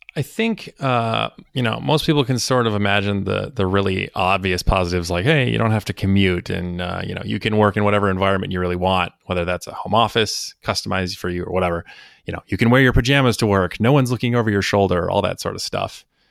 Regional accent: Minneapolis, Minnesota, United States; moved away as an adult; also born or lived in East Coast, United States; originally from the Minneapolis, Saint Paul metro area in Minnesota.

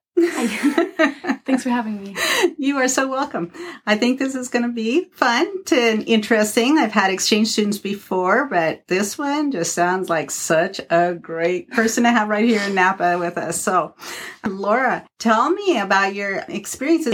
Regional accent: Arizona, United States; also born or lived in Warrenton, Oregon / Brownsmead, Oregon; now in Oregon, United States; I grew up in Arizona

